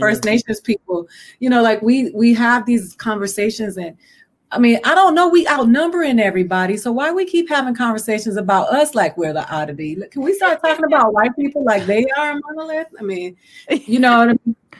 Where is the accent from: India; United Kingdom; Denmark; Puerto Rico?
Puerto Rico; Puerto Ricans who are America's bitch because we are, you know, we're a Commonwealth and we're the stepchild